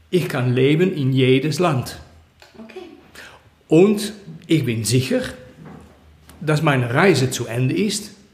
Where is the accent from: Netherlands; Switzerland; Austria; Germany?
Netherlands; German is a second language; moved away; Ähm, ben ich bin aus den Niederlanden äh, gegangen äh, in, in Februar.